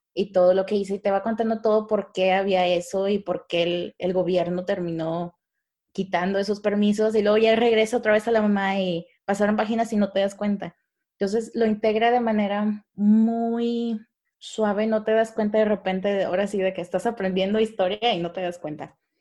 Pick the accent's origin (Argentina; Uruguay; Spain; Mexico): Mexico; así somos los mexicanos